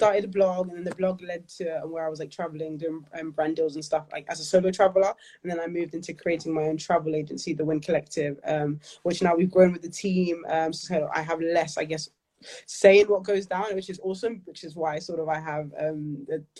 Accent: London, United Kingdom; I grew up in Peckham, one of five, the youngest. Born and raised, as I said, in Peckham. Always lived in South London.

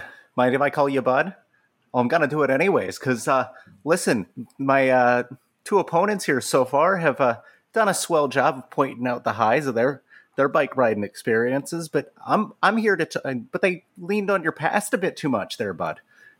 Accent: Canada; Ma'am, I appreciate the compliment, and I'm not kind, I'm just Canadian.

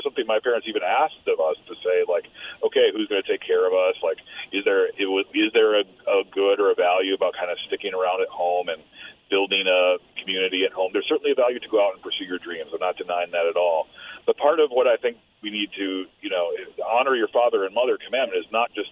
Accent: Midwest, United States; now in New York, United States; as a Midwesterner

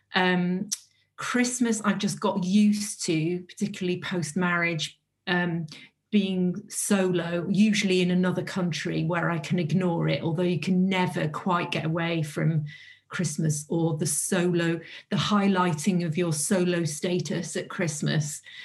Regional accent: North Wales, United Kingdom; I'm from North Wales

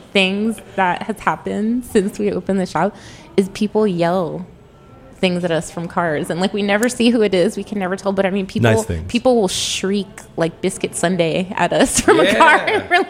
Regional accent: California, United States; I grew up in California, so like I grew up eating like fresh tortillas

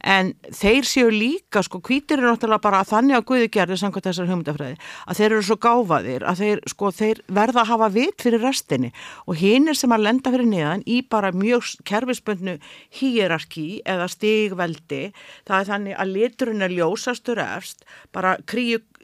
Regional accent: Iceland; moved away as an adult; also born or lived in United States; ég er frá Íslandi

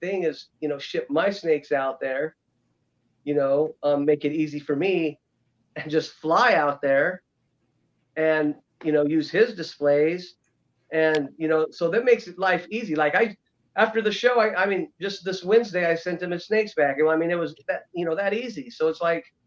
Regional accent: Las Vegas, Nevada, United States; moved away; Las Vegas show because that's my hometown

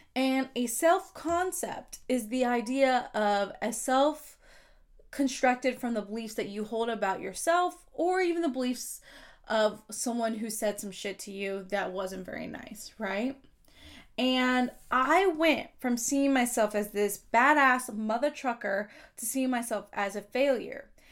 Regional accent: Kansas, United States; now I'm on a list of thirty under thirty in my home state

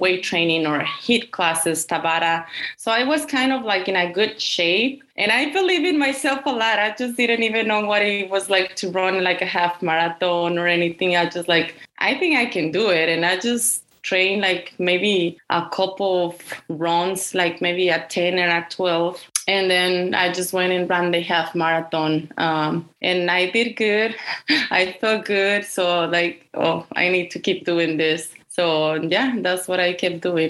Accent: Aguascalientes, Mexico; English is a second language; moved away as an adult; now in United States; I was born and raised in Mexico in this small town city called Aguascalientes

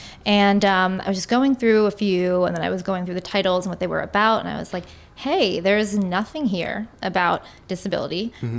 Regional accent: New York City, New York, United States; I'm born here.

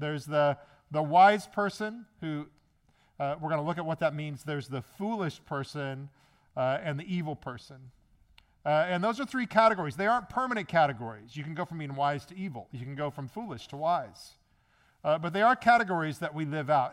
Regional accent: Midwest, United States; moved away; also born or lived in Maryland; I'm from the Midwest

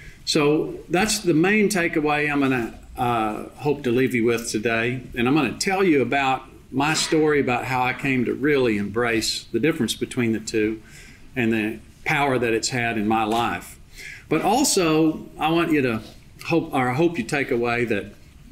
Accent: Big Spring, Texas, United States; also born or lived in Littlefield, Texas; moving to Big Spring and growing up and playing basketball and going to Texas Tech

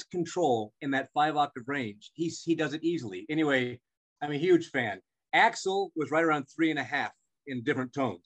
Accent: Albuquerque, New Mexico, United States; Albuquerque, New Mexico, my hometown

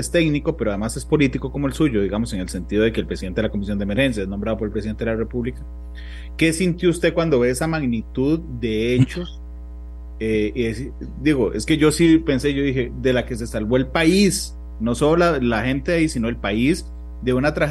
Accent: Costa Rica; Pero podrían contarme como un tico más a la gente que no hemos ido ahí

